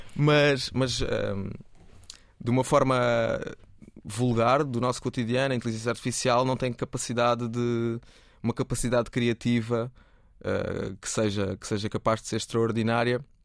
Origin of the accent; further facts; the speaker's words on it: Cuba, Alentejo, Portugal; moved away; also born or lived in Setúbal; mudei de Cuba para Setúbal